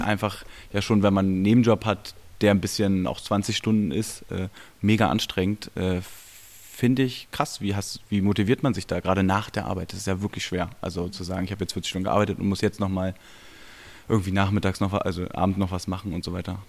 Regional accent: Berlin, Germany; ich bin Urberliner

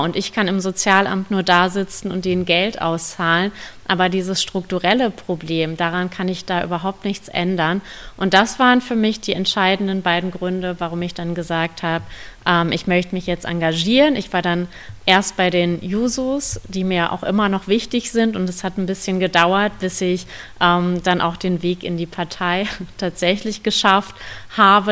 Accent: Bielefeld, North Rhine-Westphalia, Germany; Ich komme aus Bielefeld

